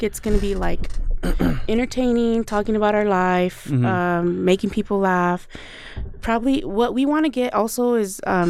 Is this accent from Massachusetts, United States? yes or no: no; Wilder, Idaho, United States; Because we're from Wilder.